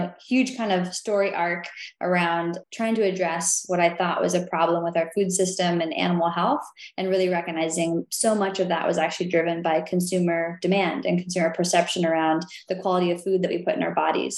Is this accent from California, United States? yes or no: yes; Willits, California, United States; I grew up on an organic farm, 40 acres, Northern California